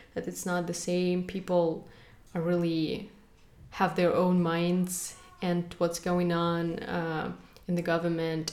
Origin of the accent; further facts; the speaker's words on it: Kazakhstan; moved away; as soon as I go to my homeland, everybody asks me what ethnicity am